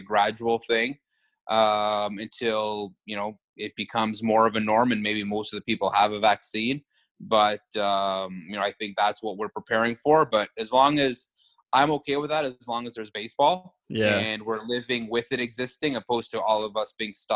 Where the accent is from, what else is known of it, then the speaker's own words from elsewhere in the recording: Canada; being Canadian